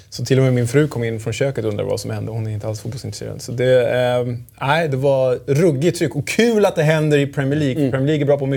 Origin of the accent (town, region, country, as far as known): outside Stockholm, Stockholm County, Sweden; born or raised there; also born or lived in Germany